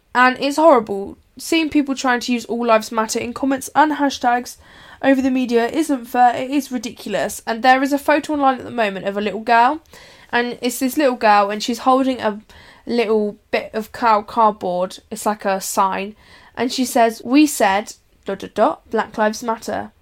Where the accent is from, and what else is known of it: United Kingdom